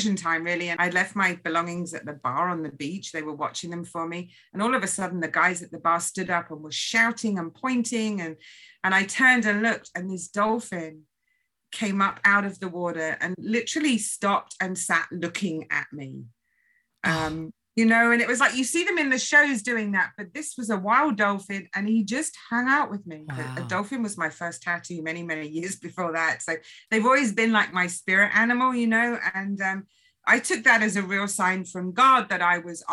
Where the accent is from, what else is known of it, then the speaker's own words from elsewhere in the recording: England, United Kingdom; now in United States; I grew up in England